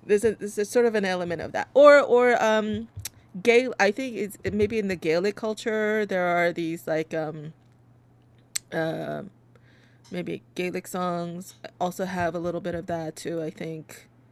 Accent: South Korea; now in New York, United States; I, I was born in Korea, uh, but in the U.S. I've only lived in New York

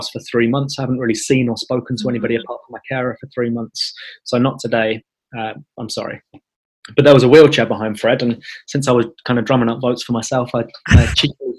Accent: London, United Kingdom; the community that I was born and raised in North London

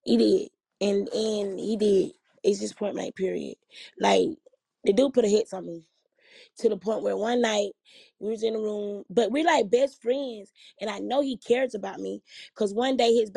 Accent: Georgia, United States; I'm from Georgia

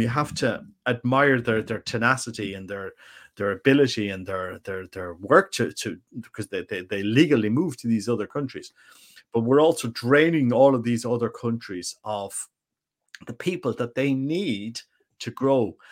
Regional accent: Ireland; I'm just an Irish guy

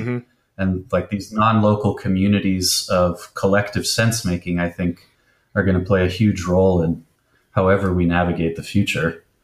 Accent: Bay Area, California, United States; growing up in the Bay Area, being so close to Berkeley and San Francisco

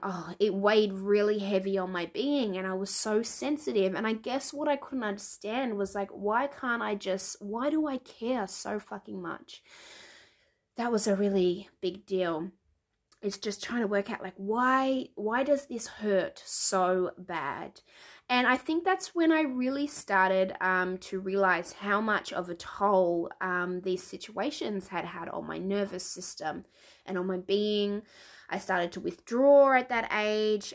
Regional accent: Melbourne, Victoria, Australia; now in New Zealand; I was born in Melbourne. I'm currently living in Aotearoa, the land of the long white cloud, New Zealand

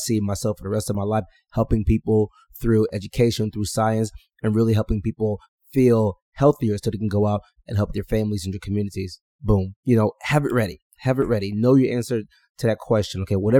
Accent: Houston, Texas, United States; I grew up outside of Houston, Texas.

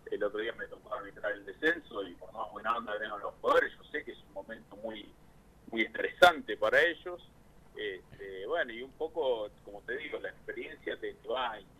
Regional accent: Punta Alta, Buenos Aires Province, Argentina; born there; now in La Plata, Argentina; Sí, sí, sí, nací en Punta

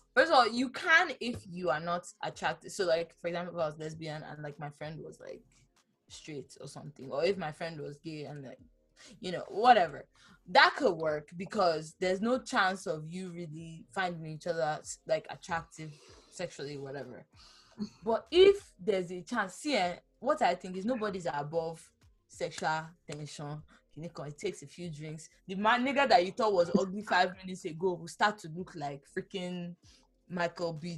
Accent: Ibadan, Oyo, Nigeria; moved away; I actually have people I grew up with in Ibadan

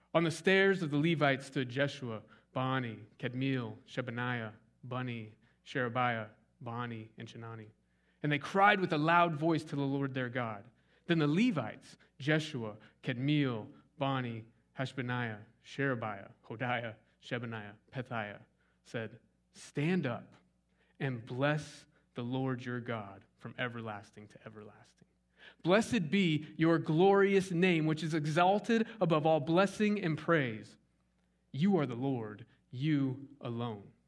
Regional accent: Scottsdale, Arizona, United States; now in East Texas, United States; I grew up in Scottsdale, Arizona.

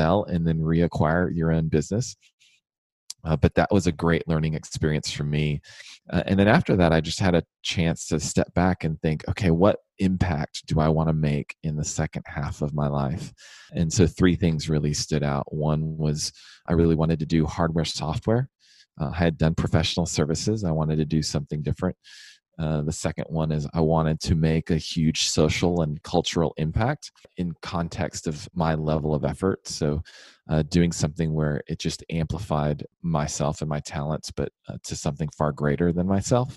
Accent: Houston, Texas, United States; moved away; also born or lived in Washington, D.C.; I was born and raised in Houston

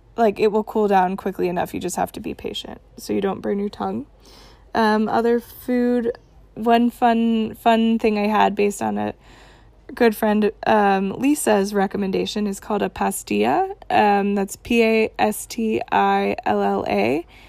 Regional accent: Texas, United States; I'm from Texas

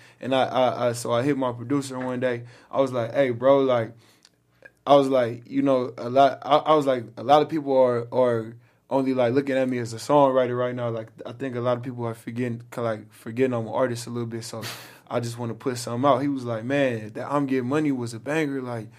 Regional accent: Los Angeles, California, United States; I was born and raised out here. I was born on Kaiser, on Cadillac in Venice.

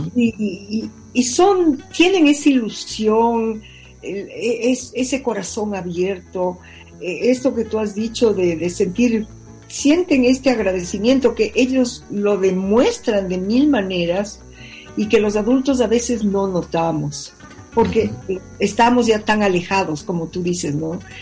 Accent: Ecuador; así somos los ecuatorianos

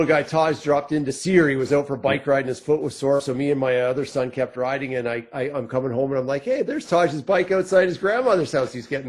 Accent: Toronto, Ontario, Canada; also born or lived in Calgary; now in Kimberley, Canada; I grew up in Southern Ontario, but I love it so much out here that I moved my mom out here.

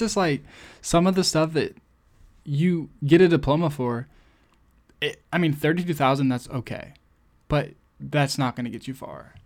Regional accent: United States; I'm American

